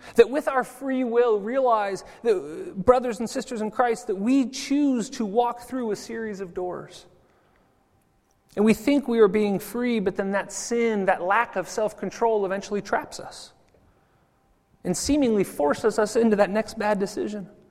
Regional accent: United States; now in Zurich, Switzerland; I'm American

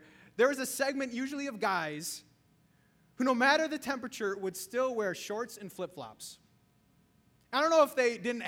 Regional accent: Wisconsin, United States; now in Chicago, United States; Growing up in Wisconsin

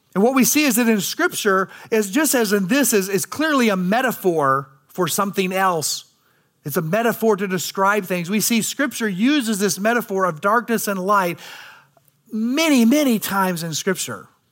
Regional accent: United States; as American people

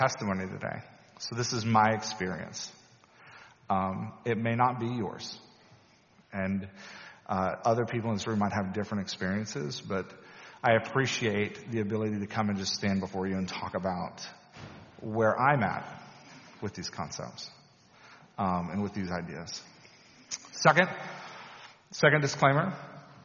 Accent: Louisiana, United States; When I was a teenager growing up in Louisiana, in a beautifully Southern Baptist, very conservative church

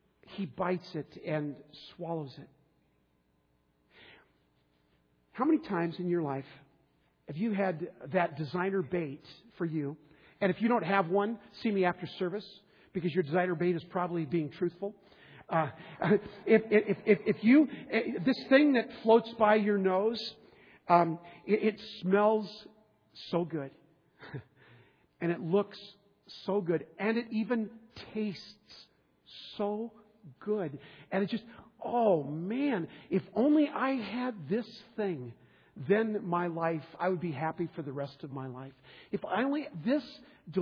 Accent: Southern California, United States; now in Minnesota, United States; I grew up in Southern California fishing in the ocean with my father.

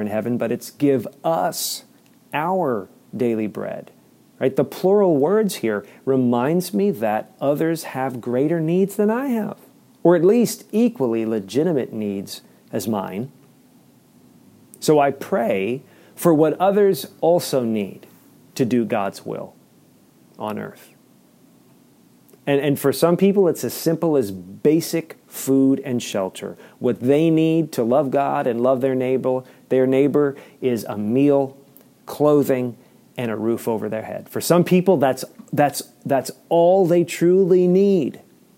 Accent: Maryland, United States; as an American citizen and as a resident of the state of Maryland

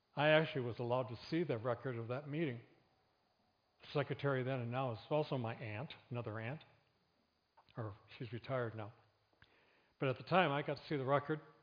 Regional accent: Flint, Michigan, United States; I grew up in Flint.

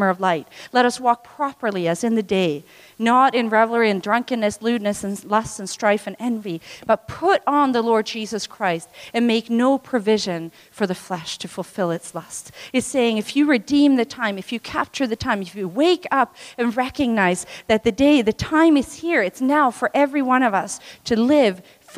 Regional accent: Tanzania; moved away; I was born in Tanzania

